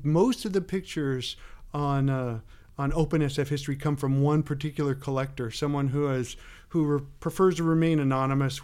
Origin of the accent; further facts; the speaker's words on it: San Bruno, California, United States; I grew up in San Bruno